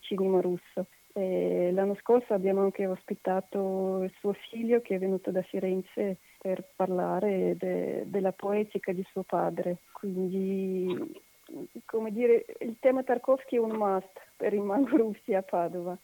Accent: Russia; Italian is a second language; moved away as an adult; now in Padua, Italy; io sono russa e abito in Italia da 30 anni

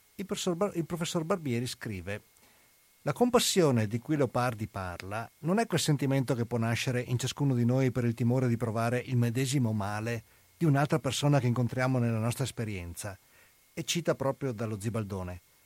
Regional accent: Venice, Veneto, Italy; sono andato da veneziano, sono andato nelle Marche a insegnare

